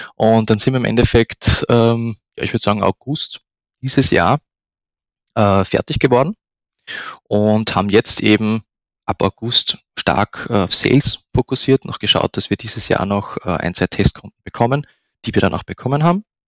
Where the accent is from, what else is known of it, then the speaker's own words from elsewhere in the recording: Upper Austria, Austria; moved away as an adult; now in Vienna, Austria; bin ursprünglich aus Oberösterreich, bin äh, zum Studieren nach Wien gekommen